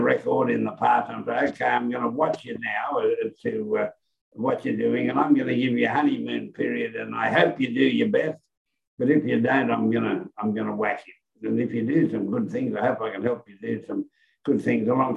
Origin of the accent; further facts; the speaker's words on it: Queensland, Australia; as a Queenslander